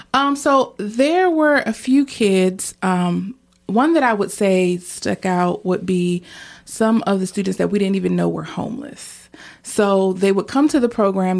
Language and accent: English; Portsmouth, Virginia, United States; I grew up in Churchland area of Portsmouth